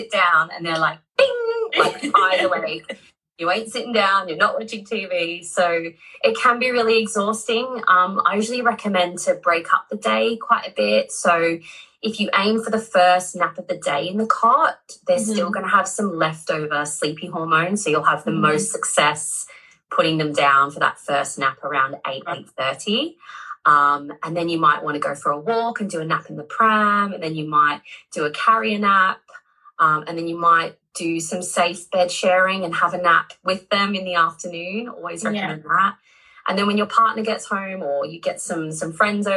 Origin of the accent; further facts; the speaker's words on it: Australia; now in United Kingdom; I'm Australian, but I live in the UK.